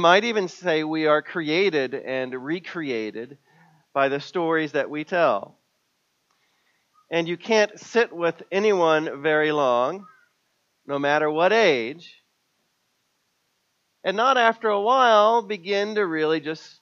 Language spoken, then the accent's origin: English; Missouri, United States; moved away; my hometown in Missouri